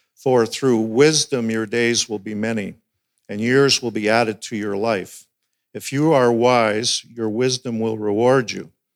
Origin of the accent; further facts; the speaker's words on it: Alberta, Canada; moved away as an adult; also born or lived in North Delta, British Columbia; now in Burlington, Canada; I was born and raised in Alberta